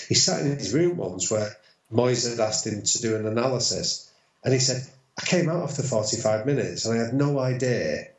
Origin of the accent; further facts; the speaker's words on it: Manchester, North West England, United Kingdom; I grew up in North Manchester, which is a big sort of United stronghold